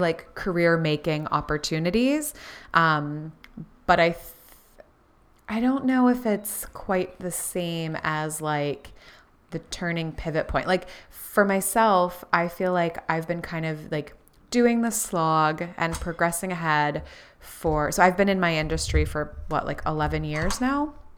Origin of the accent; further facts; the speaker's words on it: Florida, United States; we grew up in Florida